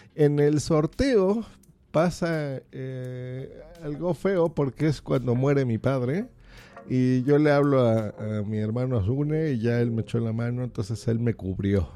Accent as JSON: {"language": "Spanish", "region": "Mexico City", "country": "Mexico", "said": "yo soy de la Ciudad de México, aquí vivo"}